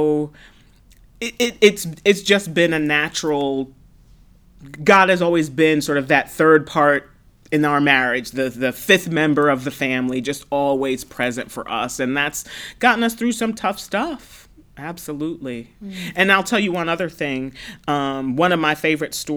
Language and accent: English; New York City, New York, United States; I grew up in Brooklyn, New York in the 70s